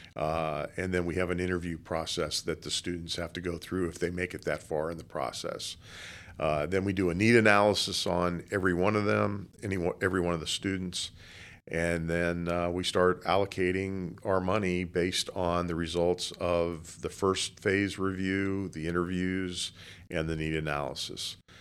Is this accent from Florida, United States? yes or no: yes; Boca Raton, Florida, United States; I grew up in Boca Raton, been living here since nineteen fifty-eight.